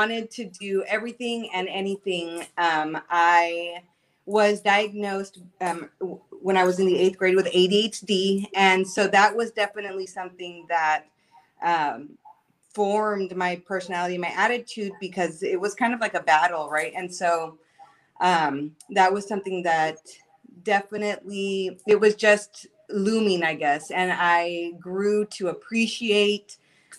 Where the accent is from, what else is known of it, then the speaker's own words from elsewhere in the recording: South Texas, United States; I'm a Texan through and through. Tejana, and born and raised here in South Texas